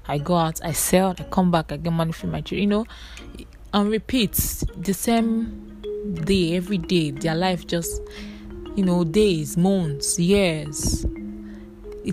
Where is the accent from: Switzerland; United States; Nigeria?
Nigeria; I'm a Nigerian